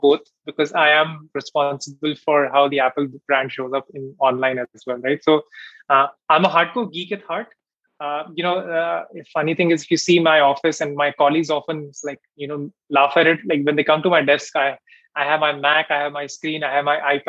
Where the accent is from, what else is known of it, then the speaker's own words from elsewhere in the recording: Delhi, India; moved away; also born or lived in Bangalore; I'm from Delhi as well